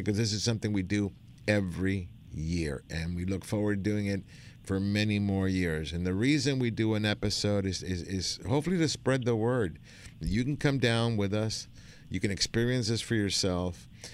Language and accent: English; Argentina; now in United States; I'm from Argentina.